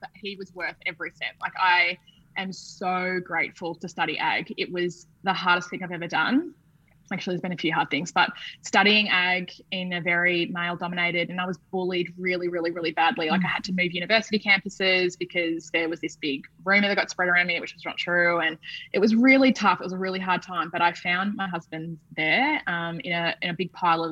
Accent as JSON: {"language": "English", "country": "Australia", "also_born_or_lived": "London, United Kingdom", "moved": "as an adult", "said": "being Australian"}